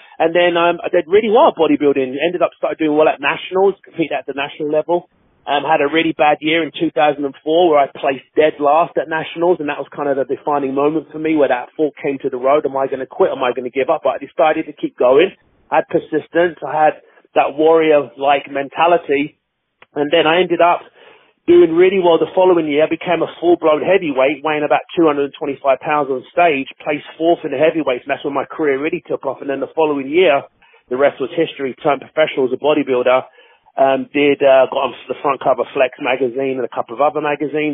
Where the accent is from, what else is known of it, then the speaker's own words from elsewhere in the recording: London, United Kingdom; I'm born and raised in Hackney, East London, in England, born and raised there.